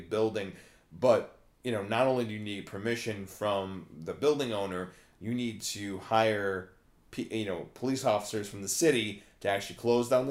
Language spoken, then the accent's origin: English; Algonquin, Illinois, United States; my hometown, Algonquin